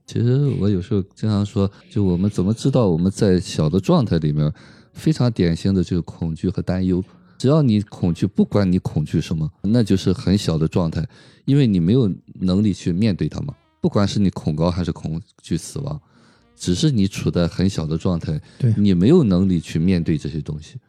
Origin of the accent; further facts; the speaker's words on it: China; 我们中国人